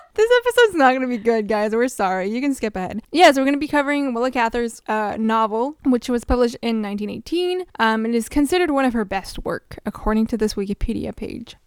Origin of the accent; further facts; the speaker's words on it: Canada; as a Canadian